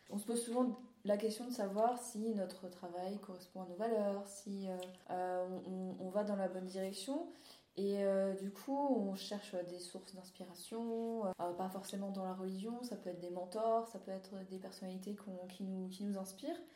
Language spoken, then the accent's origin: French; Alsace, Grand Est, France; j'ai grandi en Alsace